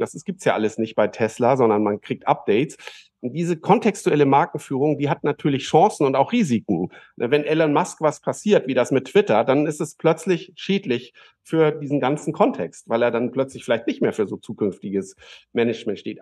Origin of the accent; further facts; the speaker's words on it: Germany; als Deutsche